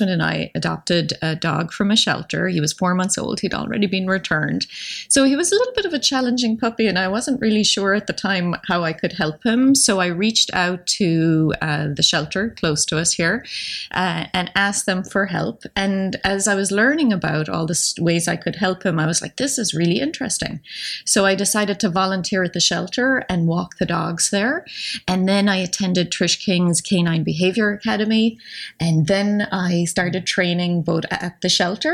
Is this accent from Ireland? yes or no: yes; Ireland; I grew up in Ireland